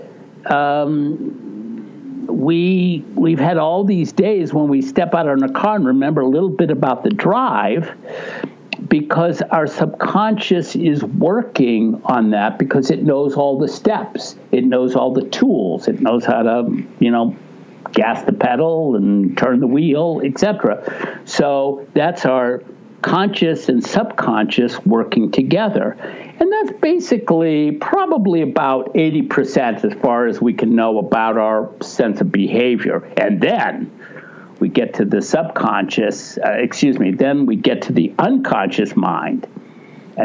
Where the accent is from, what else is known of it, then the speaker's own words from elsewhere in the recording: Ohio, United States; moved away; I was from Ohio